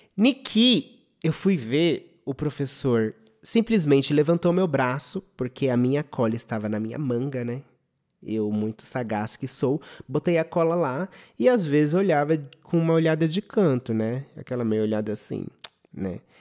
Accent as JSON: {"language": "Portuguese", "region": "São Paulo", "country": "Brazil", "tie": "born or raised there", "said": "De escola pública Júlio Mesquita, que era aqui no meu bairro do Butantã"}